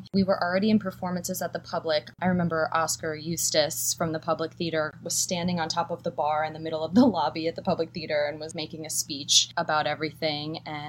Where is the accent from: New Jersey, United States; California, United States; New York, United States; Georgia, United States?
New York, United States; New York City; I am from New York City, and that's where I'm calling in from.